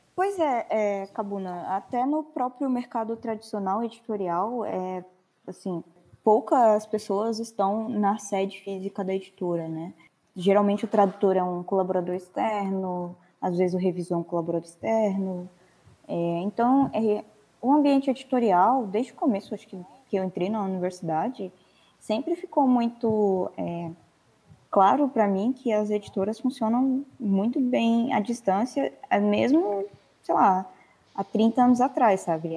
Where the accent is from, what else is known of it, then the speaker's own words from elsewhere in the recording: São Paulo, Brazil; moved away as an adult; also born or lived in Minas Gerais / Rio de Janeiro; Eu nasci em Minas, eu cresci em São Paulo, mas em 2015 eu passei na UFRJ e fui morar no Rio